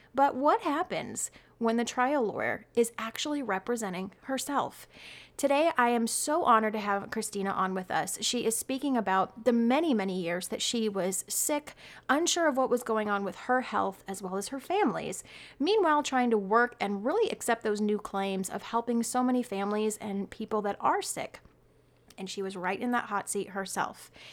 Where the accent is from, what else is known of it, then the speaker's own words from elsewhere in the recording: Arizona, United States; my home state